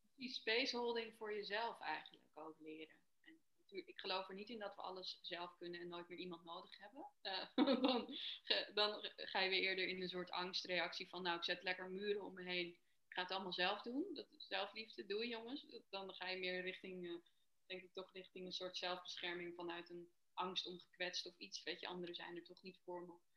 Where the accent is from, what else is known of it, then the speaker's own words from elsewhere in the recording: Amsterdam, North Holland, Netherlands; ik ben 33 en ik kom uit Amsterdam.